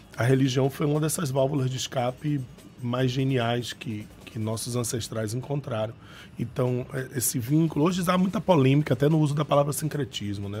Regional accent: Salvador, Bahia, Brazil; Eu sou, sou menino da Cidade Baixa, né? Fui criado ali nos, na Cidade Baixa, nos Alagados

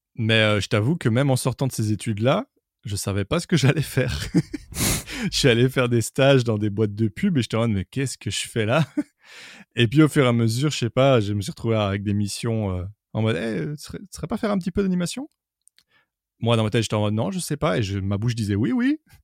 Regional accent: Brussels, Brussels-Capital Region, Belgium; je suis de Bruxelles

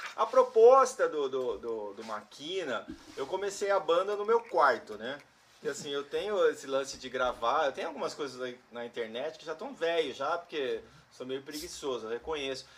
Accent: Campinas, São Paulo, Brazil; a gente era do interior e a gente, Campinas

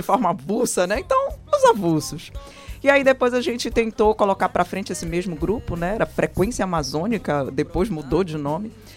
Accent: Pará, Brazil; eu, como boa paraense, também desde moleca, filha de Marajoara, né, que minha mãe é de Cachoeira do Arari

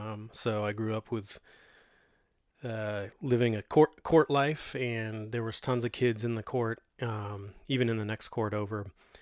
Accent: Modesto, California, United States; I was born in 1976 in Doctor's Hospital here in Modesto, California. Grew up on the east side of Modesto, kind of near Orangeburg and Lakewood.

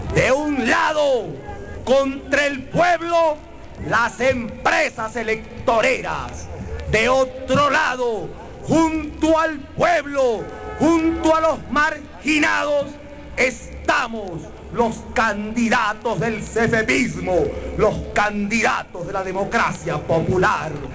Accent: Guayaquil, Guayas, Ecuador; Os va a hablar un guayaquileño

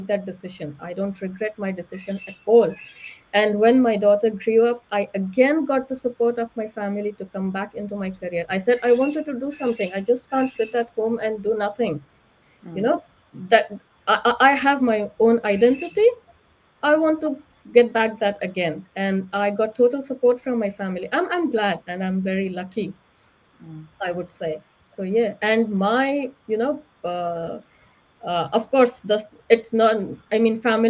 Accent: India; I'm from India, but the place from where I grew up, everybody was so competitive

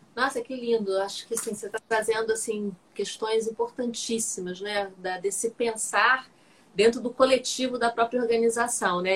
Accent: Cabo Frio, Rio de Janeiro, Brazil; e olha que eu nem sou do Rio, eu sou de Cabo Frio

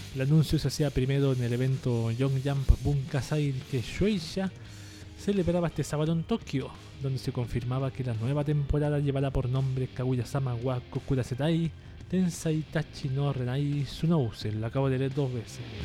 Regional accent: Chile; Plaza de Italia aquí en, en Chile

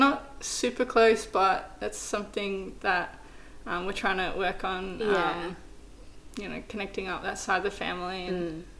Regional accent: New South Wales, Australia; and in between that is, like, this tiny little coastal town. So, yeah, that's where I grew up

